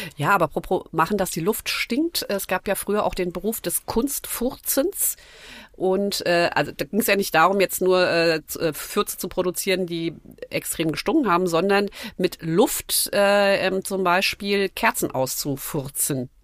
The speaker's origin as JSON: {"language": "German", "town": "Nackenheim", "region": "Rhineland-Palatinate", "country": "Germany", "tie": "born or raised there", "said": "Ich bin in Nackenheim aufgewachsen"}